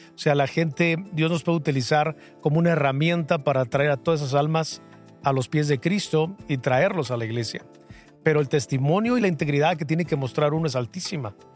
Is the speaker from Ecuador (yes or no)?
no; Toluca, State of Mexico, Mexico; soy de Toluca.